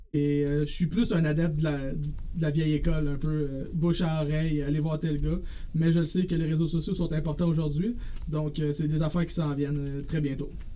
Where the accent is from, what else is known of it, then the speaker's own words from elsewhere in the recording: Drummondville, Quebec, Canada; also born or lived in Saint-Jean-sur-Richelieu; Moi, je suis un gars original de Drummondville qui a vécu aussi 6 ans, pardon, à Saint-Jean-sur-Richelieu. Euh, je suis revenu à Drummondville quand j'ai eu 18 ans